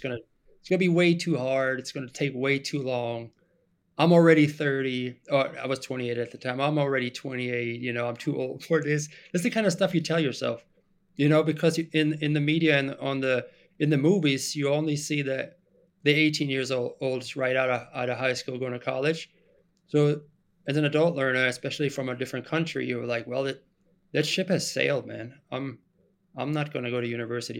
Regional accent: Germany; English is a second language; moved away as an adult; now in United States; I am originally from Germany. I was born and raised in Germany

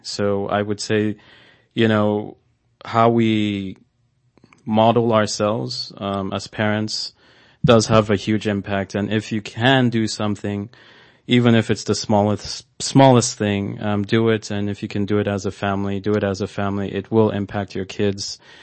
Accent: Nigeria; moved away; growing up in, in Nigeria, um, I did see a lot of poverty

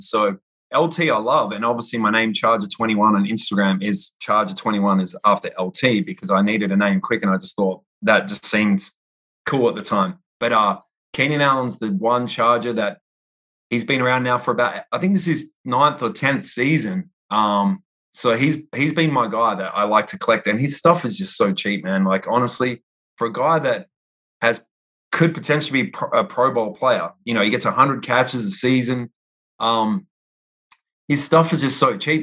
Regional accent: Perth, Western Australia, Australia; moved away as an adult; also born or lived in New York City / Austin; now in United States; I was born in Perth, Australia um, on the west coast of Australia, so nowhere near Sydney and Melbourne. Everyone always asks me, "Are you from Sydney or Melbourne?" And I'm like, "Neither." Five hours west on a plane. So uh, I moved. I lived there my whole life um, until I was 30

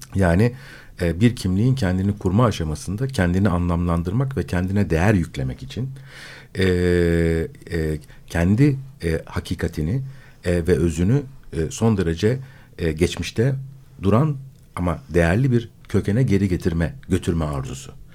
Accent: Istanbul, Turkey; born or raised there

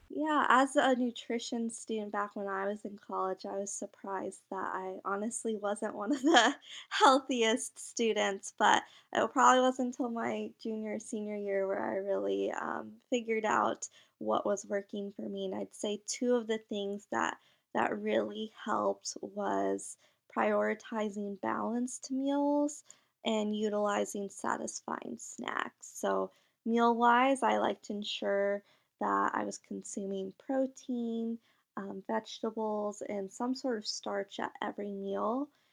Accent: Michigan, United States; also born or lived in India; I was actually adopted from India at a very young age and then grew up in Michigan when I was a year old.

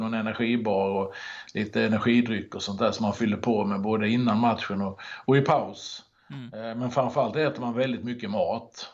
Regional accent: Halmstad, Halland County, Sweden; moved away as an adult; also born or lived in Norrköping; now in Lidingö, Sweden; Född och uppvuxen i Halmstad och bodde där i väldigt många år innan det blev Norrköping. Och nu bor jag på, i Stockholm ute på Lidingö

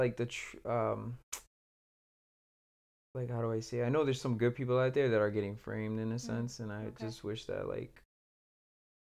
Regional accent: Puerto Rico; I come from Puerto Rico

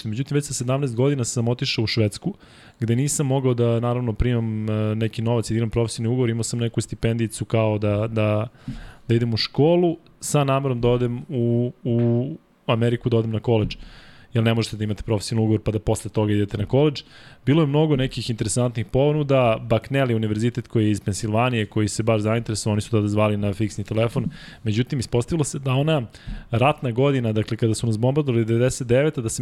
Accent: Belgrade, Serbia; ja sam rođen u Beogradu 28.4.1982.

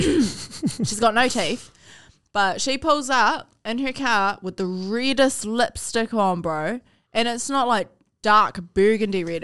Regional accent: Palmerston North, Manawatū-Whanganui, New Zealand; also born or lived in Hawke's Bay / Hutt; we grew up in Highbury, G. We grew up in Flexi and Highbury.

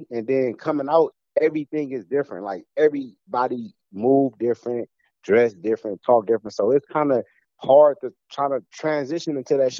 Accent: Los Angeles, California, United States; I'm from, right down the street from Compton

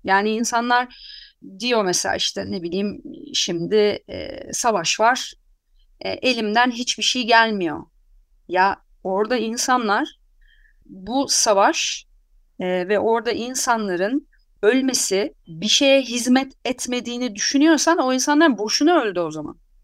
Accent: Anatolia, Turkey; ben Anadolu'da doğdum yani. Anadolu'da büyüdüm. Buralıyım

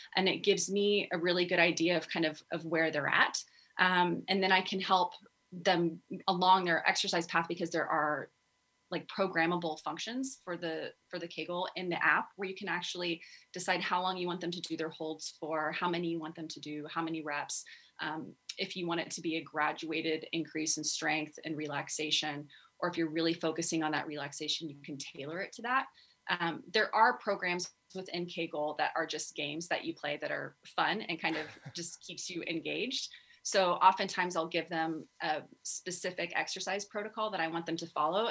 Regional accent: Texas, United States; I grew up in Texas

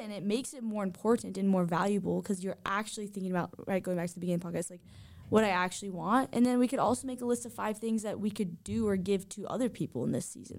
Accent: Southern California, United States; I grew up in Southern California

